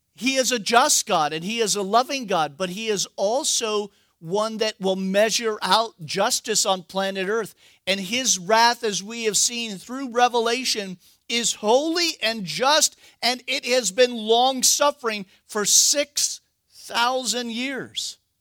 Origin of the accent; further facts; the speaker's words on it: United States; we're American